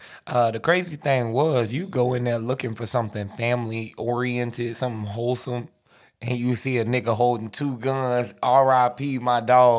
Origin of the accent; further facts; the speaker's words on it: Jacksonville, Florida, United States; I'm from Duval.